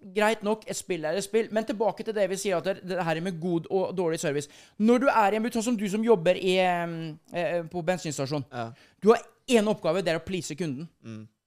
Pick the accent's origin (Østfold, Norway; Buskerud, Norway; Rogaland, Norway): Østfold, Norway; Halden; also born or lived in Sarpsborg; det er jo traktene jeg kommer fra, fra Halden